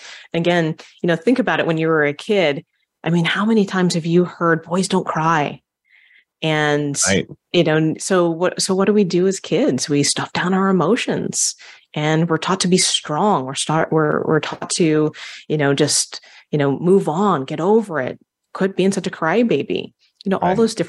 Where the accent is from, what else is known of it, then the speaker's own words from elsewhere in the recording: Hawaii, United States; Being Hawaiian, you know, we call upon, you know, our ancestors, and, you know, being around different Polynesians